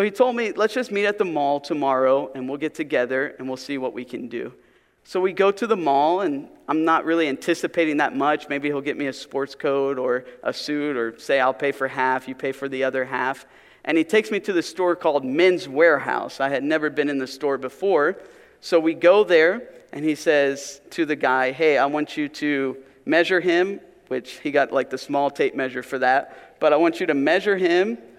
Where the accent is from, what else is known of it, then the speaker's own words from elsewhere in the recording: Pennsylvania, United States; moved away; Where I grew up in Pennsylvania, I was part of a youth group